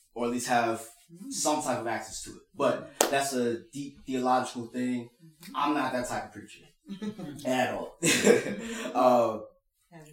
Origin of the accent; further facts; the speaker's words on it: Indiana, Pennsylvania, United States; we grew up in Indiana, Pennsylvania.